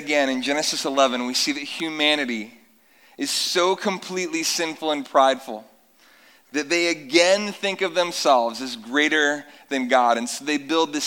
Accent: North Carolina, United States; moved away; I grew up in North Carolina on warm summer nights that we don't see many of here

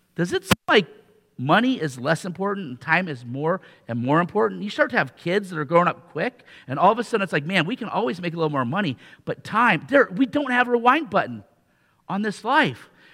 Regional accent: Riverside, Iowa, United States; where I grew up in Riverside, Iowa, right down by Iowa City.

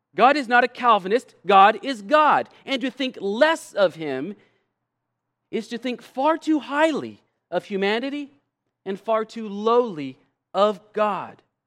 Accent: United States; our having been born as American citizens

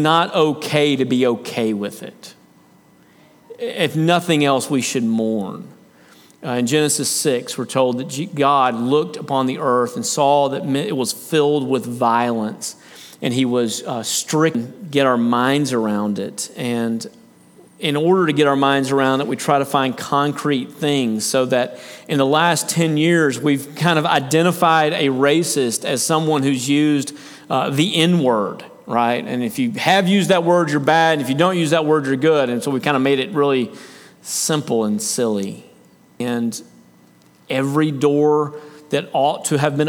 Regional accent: United States; As Americans, as an American culture, as a church culture within America

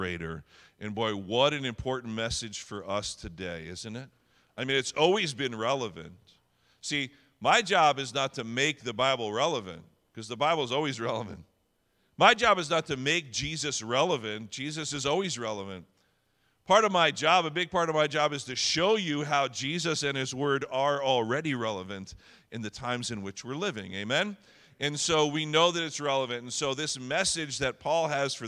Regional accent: New Jersey, United States; I'm born and raised in Jersey

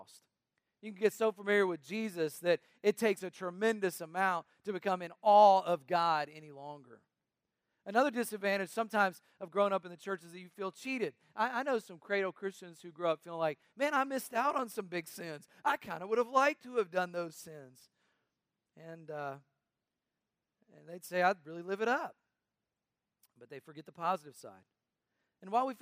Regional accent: North Carolina, United States; When I was young growing up in North Carolina

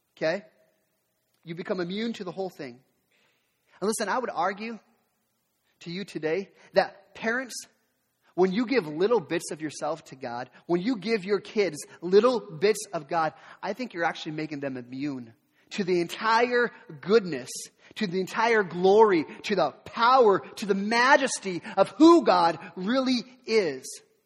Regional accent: the Northwest, Pacific Northwest, United States; I'm from the Northwest, so I, I'm a Seattle sports fan

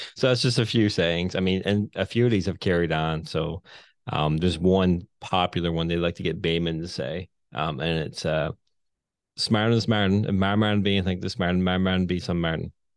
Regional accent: Newfoundland and Labrador, Canada; accent: thicker Newfoundland bay accent; moved away as an adult; now in St. John's, Canada; I'm from the Bay. I hated town growing up.

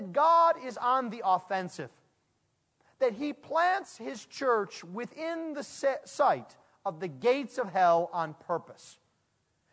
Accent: United States; I'm an American bred through and through

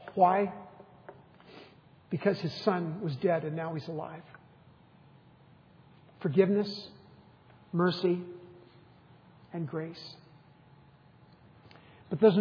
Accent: United States; a boy growing up in the United States with loving parents

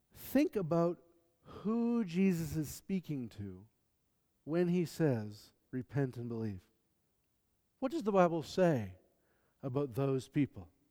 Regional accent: the American South, United States; I'm from the American South

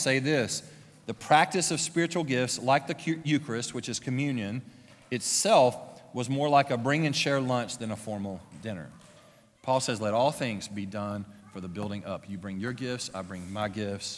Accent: Louisiana, United States; moved away; my hometown. It was small. It was in Louisiana.

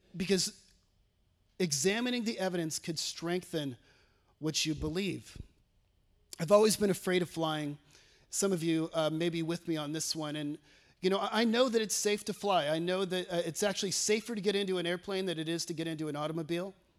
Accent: California, United States; moved away as an adult; now in Batesville, United States; I'm from California

